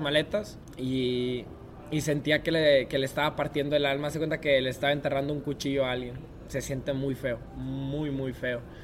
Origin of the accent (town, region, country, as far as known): Mexico; moved away as an adult